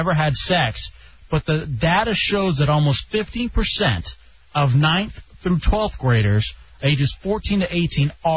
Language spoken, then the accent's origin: English; Dallas, Texas, United States; growing up in the big city, growing up in Dallas